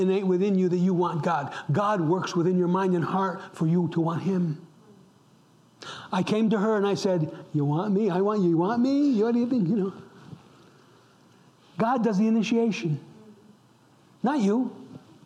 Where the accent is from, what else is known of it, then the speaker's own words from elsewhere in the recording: upstate New York, United States; I'm an Italian American. I grew up in upstate New York, an Italian community.